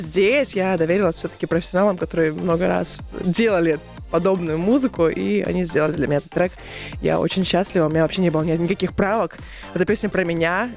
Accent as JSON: {"language": "Russian", "town": "Novosibirsk", "region": "Novosibirsk Oblast", "country": "Russia", "tie": "born or raised there", "also_born_or_lived": "Rubtsovsk, Altai Krai", "moved": "as an adult", "lives_now": "Moscow, Russia", "said": "Я родилась в городе Рубцовске, это Алтайский край. Потом, ага. ну, практически всю свою сознательную жизнь я прожила в Новосибирске"}